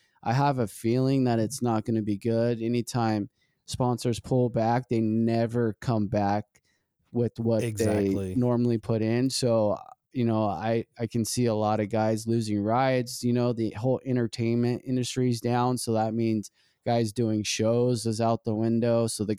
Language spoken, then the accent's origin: English; Ritchie, United States; I grew up in Ritchie. I saw a lot of stuff go down in Ritchie.